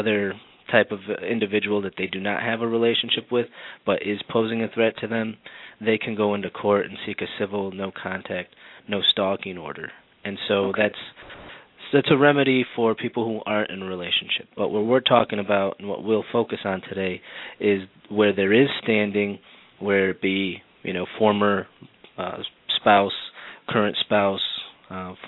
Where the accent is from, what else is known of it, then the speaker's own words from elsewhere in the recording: Wauconda, Illinois, United States; also born or lived in Miami, Florida; I grew up in Wakanda, Illinois, up in Lake County